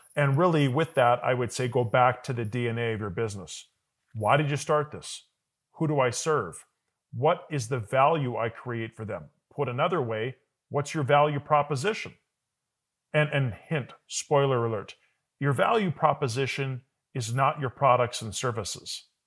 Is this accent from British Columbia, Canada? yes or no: no; Calgary, Alberta, Canada; moved away; I was born in Calgary. I did move away, and I do go away for work a lot